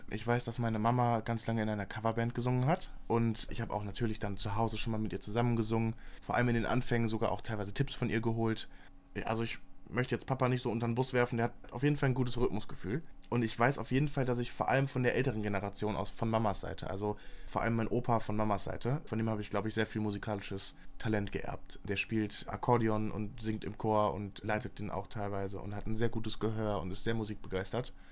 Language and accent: German; Moers, North Rhine-Westphalia, Germany; Ich bin auch in Mörs zur Schule gegangen.